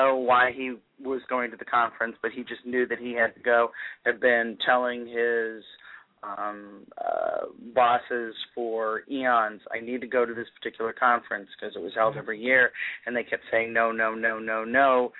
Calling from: Virginia, United States; I'm just south of Washington, D.C. I'm in Virginia.

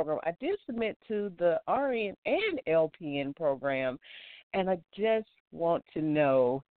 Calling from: Alabama, United States; I'm calling from Alabama.

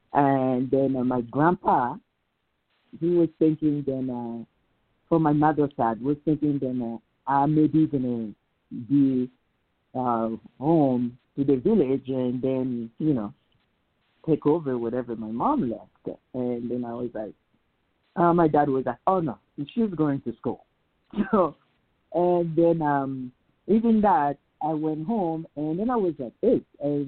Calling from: Salt Lake City, Utah, United States; I'm calling you from Salt Lake City, Utah.

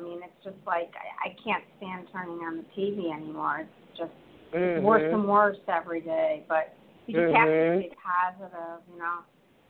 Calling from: Chicago, Illinois, United States; I live in Illinois, Chicagoland area.

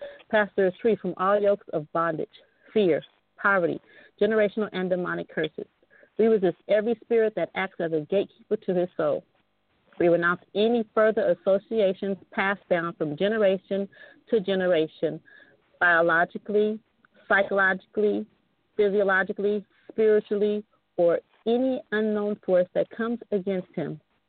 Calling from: El Segundo, California, United States; I'm calling in from El Segundo, California.

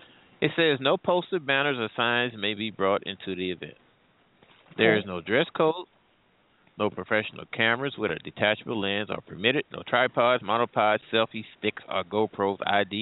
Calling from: St. Louis, Missouri, United States; I'm calling from the St. Louis area, actually.

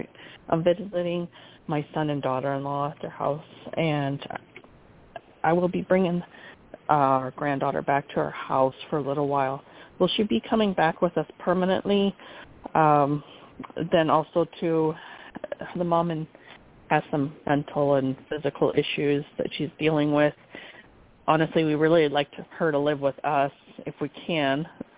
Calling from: North Carolina, United States; I'm actually from North Carolina.

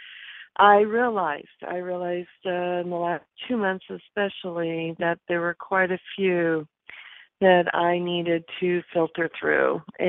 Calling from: California, United States; I'm also calling from California.

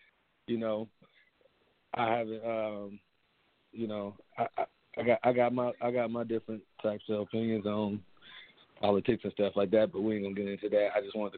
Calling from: Michigan, United States; I'm calling from Michigan.

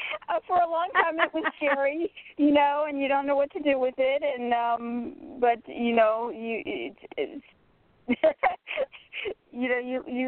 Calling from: Florida, United States; from Florida.

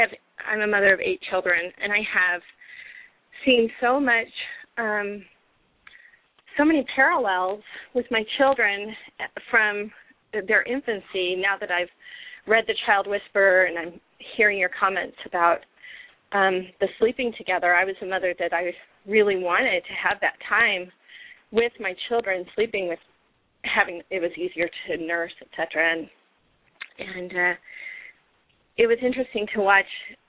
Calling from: Utah, United States; I'm calling from Utah.

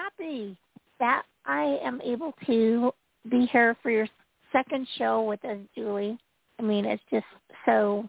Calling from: Utah, United States

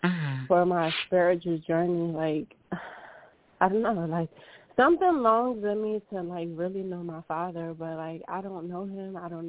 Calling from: California, United States

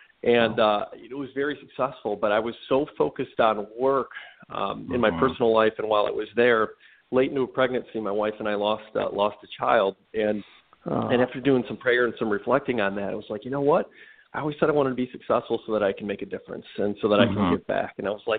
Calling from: Cleveland, Ohio, United States; I'm calling from Cleveland, Ohio. The old sunny Cleveland, Ohio.

